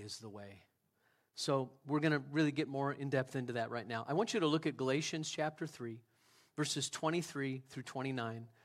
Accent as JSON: {"language": "English", "country": "United States", "said": "I love America. I'm an American citizen. I would consider myself a patriot"}